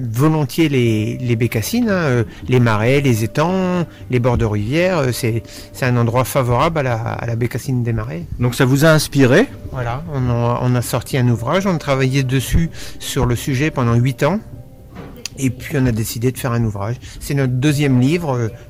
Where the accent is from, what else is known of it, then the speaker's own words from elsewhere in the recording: Sologne, Centre-Val de Loire, France; Ah ben nous, on est natif de Sologne